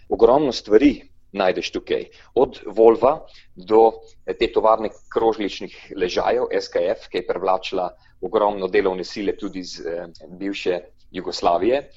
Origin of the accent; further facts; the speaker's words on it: Slovenia; da sem iz Slovenije